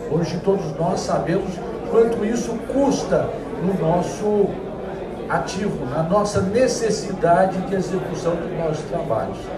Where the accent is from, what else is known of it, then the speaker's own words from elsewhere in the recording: Avaré, São Paulo, Brazil; accent: caipira; moved away as an adult; now in São Paulo, Brazil; eu sou caipira, minha ideia era formar em São Paulo e voltar para a cidade mais importante do Brasil, que é Avaré, coincidentemente onde eu nasci.